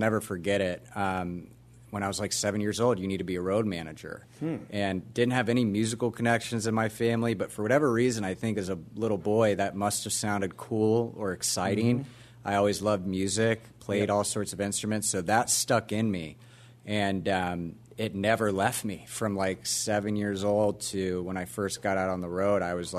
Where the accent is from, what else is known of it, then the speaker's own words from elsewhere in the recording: Orlando, Florida, United States; Grew up in Orlando, Florida, which is how I got this.